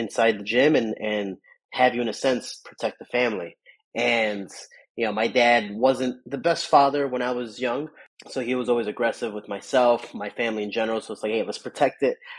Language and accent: English; Chicago, Illinois, United States; I grew up in the South Side of Chicago